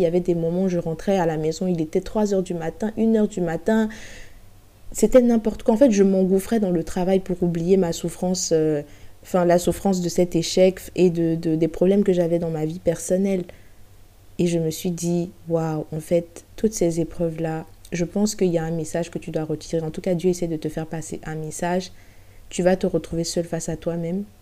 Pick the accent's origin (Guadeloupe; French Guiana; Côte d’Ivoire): Côte d’Ivoire; Abidjan; moved away as an adult; now in France; ça va faire six ans que j'ai quitté Abidjan pour euh, venir poursuivre mes études supérieures en France